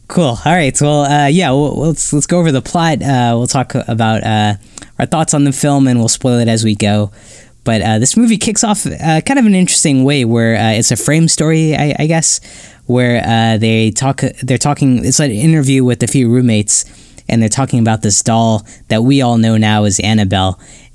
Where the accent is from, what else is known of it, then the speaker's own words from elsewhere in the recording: Ohio, United States; I remember a similar instance like growing up in Ohio where someone got shot for trespassing